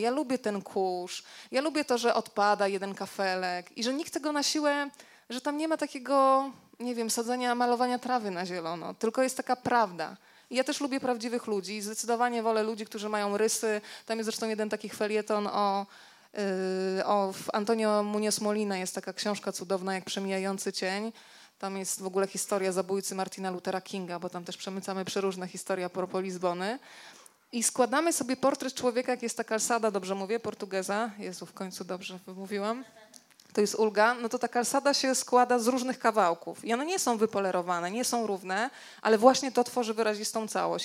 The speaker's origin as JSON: {"language": "Polish", "town": "Rzeszów", "region": "Subcarpathian Voivodeship", "country": "Poland", "also_born_or_lived": "Warsaw", "moved": "yes", "said": "pochodzimy w ogóle z Rzeszowa oboje"}